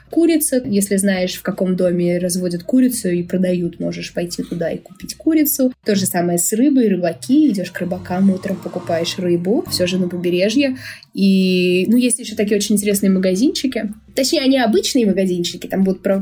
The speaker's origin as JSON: {"language": "Russian", "region": "Bashkortostan", "country": "Russia", "tie": "born or raised there", "lives_now": "Dominican Republic", "said": "В России самая-самая-самая вкусная и натуральная еда, а уж особенно там, откуда я родом, в Февбаш, мне кажется, это это небо и земля."}